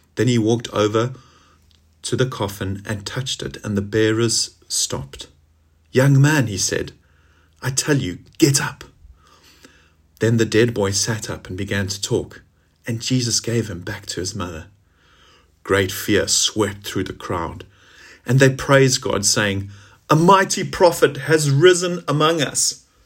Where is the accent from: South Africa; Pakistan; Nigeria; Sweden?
South Africa; now in Gloucestershire, United Kingdom; as we say in South Africa, how's it?